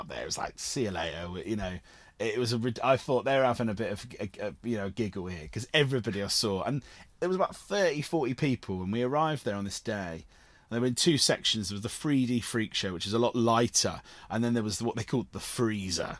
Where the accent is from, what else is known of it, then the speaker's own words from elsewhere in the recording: Cornwall, South West England, United Kingdom; I grew up in Cornwall with, with theatre companies like Nihai